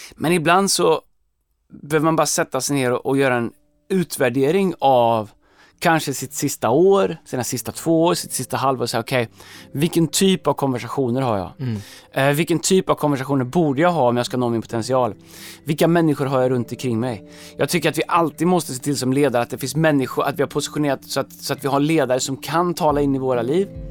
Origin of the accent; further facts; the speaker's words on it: Sweden; som svenskar